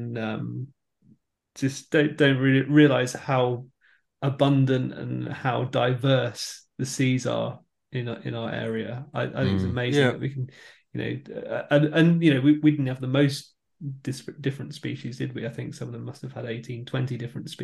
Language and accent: English; Devon, South West England, United Kingdom; We're three guys from Devon in the UK